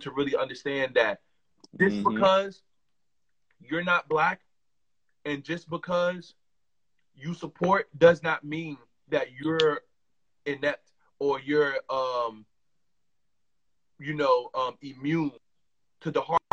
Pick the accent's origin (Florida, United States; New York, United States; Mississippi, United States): New York, United States; I'm from New York